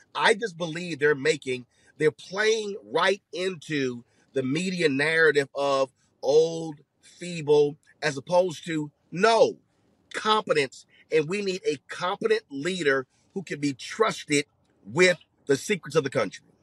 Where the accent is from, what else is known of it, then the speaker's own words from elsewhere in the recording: Houston, Texas, United States; my hometown